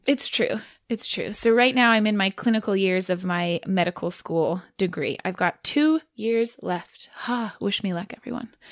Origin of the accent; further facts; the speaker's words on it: Irvine, California, United States; also born or lived in San Diego, California; when I was nine, I think was when we moved from San Diego to Irvine.